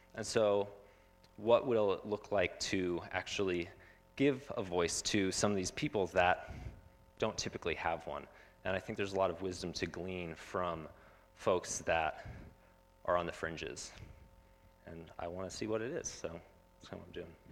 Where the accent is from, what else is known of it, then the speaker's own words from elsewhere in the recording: Phoenix, Arizona, United States; I grew up in Phoenix, and I had no idea that there were refugees living next to me